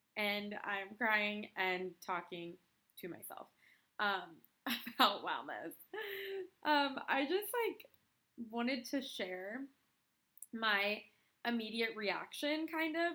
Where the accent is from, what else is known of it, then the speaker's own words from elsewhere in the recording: California, United States; moved away as an adult; also born or lived in Portland; I'm from California